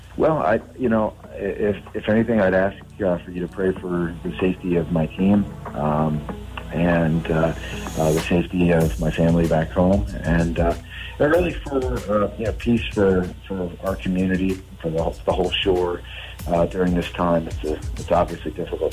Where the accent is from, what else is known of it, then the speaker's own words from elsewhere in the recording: Salisbury, Maryland, United States; I grew up here in Salisbury